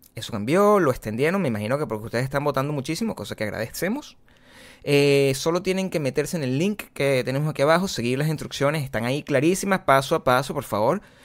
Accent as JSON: {"language": "Spanish", "town": "Caracas", "region": "Capital District", "country": "Venezuela", "first_language": "Spanish", "moved": "as an adult", "said": "yo vengo de Caracas"}